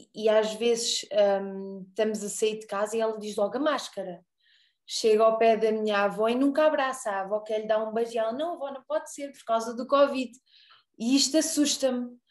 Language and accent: Portuguese; Arraiolos, Alentejo, Portugal; eu sou de Arraiolos. Também sou alentejana.